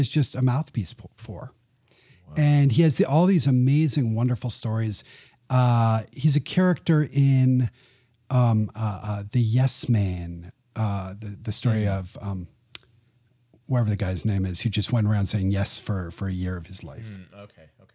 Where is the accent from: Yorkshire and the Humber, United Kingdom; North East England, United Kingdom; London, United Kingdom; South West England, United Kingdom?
London, United Kingdom; moved away; also born or lived in Nashville, Tennessee / China; I was born in Nashville, Tennessee. Grew up in parents are from Bowling Green, Kentucky. But I grew up in London, England